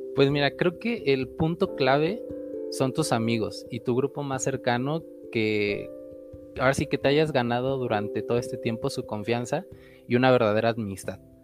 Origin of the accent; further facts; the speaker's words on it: Veracruz, Mexico; soy veracruzano